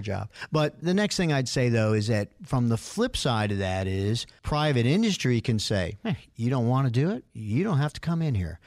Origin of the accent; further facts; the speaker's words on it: New York, United States; moved away; when I grew up in New York, we used to go to Yankee games